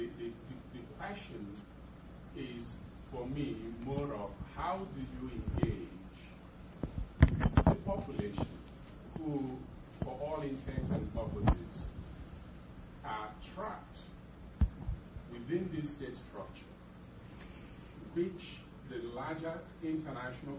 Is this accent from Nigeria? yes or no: yes; Nigeria; I'm from Nigeria.